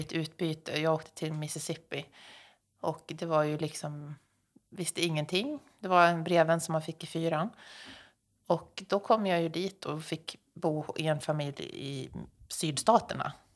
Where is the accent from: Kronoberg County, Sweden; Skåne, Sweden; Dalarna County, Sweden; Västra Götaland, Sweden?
Dalarna County, Sweden; now in Stockholm, Sweden; jag är uppväxt i Dalarna